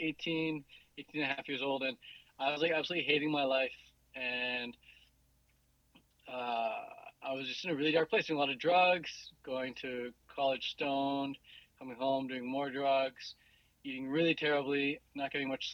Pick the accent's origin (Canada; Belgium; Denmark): Canada; Vancouver, British Columbia; I am 29 years old, and I'm from Vancouver, British Columbia